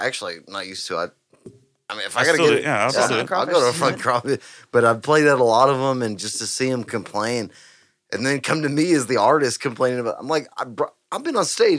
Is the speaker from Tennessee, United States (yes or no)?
no; Huffman, Texas, United States; I'm from Huffman.